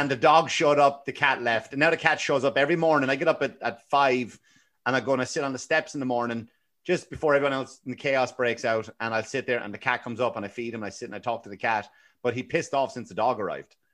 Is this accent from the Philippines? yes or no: no; Ireland; Like I, I remember even growing up in Ireland and I, I had honest to God, like anybody who knew me, I had the worst teeth.